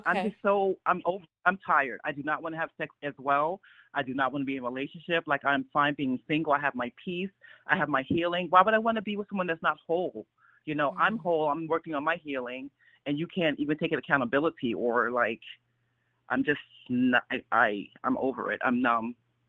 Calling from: upstate New York, United States; I'm calling from upstate New York.

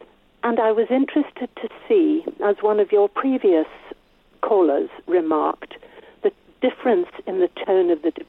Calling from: Forfar, Scotland, United Kingdom; I'm calling from Forfar in Scotland.

